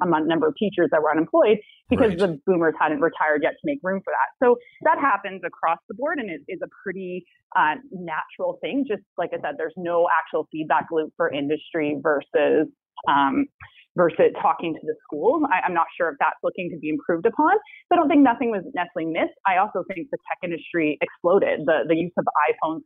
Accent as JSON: {"language": "English", "town": "Vancouver", "region": "British Columbia", "country": "Canada", "tie": "born or raised there", "said": "I'm definitely someone who was born and raised in Vancouver, so I hope to never have to leave"}